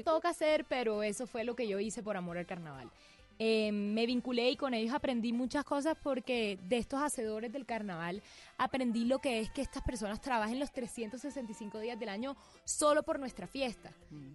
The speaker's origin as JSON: {"language": "Spanish", "town": "Barranquilla", "region": "Atlántico", "country": "Colombia", "also_born_or_lived": "Bogotá"}